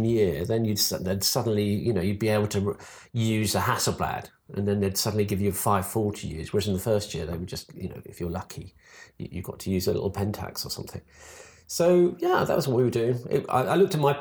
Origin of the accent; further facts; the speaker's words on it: Suffolk, East of England, United Kingdom; I was born in Suffolk